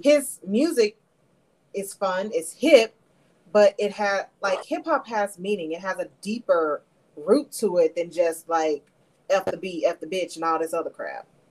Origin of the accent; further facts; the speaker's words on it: Memphis, Tennessee, United States; I was born and raised in Memphis